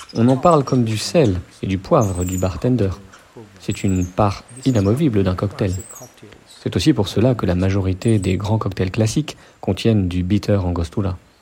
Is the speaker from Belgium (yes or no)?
no; Trinidad & Tobago; J'ai grandi à Trinidad, à la campagne